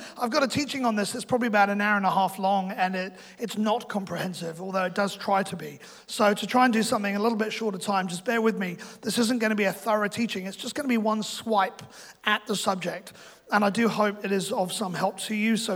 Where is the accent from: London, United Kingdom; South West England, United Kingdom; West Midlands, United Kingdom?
London, United Kingdom; now in New Zealand; I'm from London